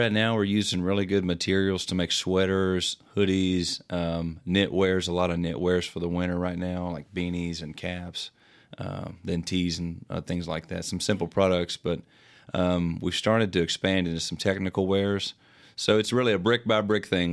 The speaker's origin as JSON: {"language": "English", "town": "Morehead", "region": "Kentucky", "country": "United States", "said": "we're from Moorhead, Kentucky, you know, a small town."}